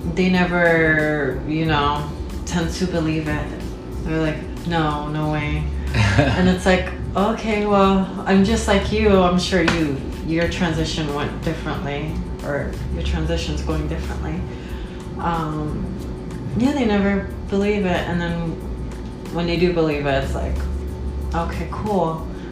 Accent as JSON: {"language": "English", "region": "New York", "country": "United States", "tie": "born or raised there", "said": "I was born in New York"}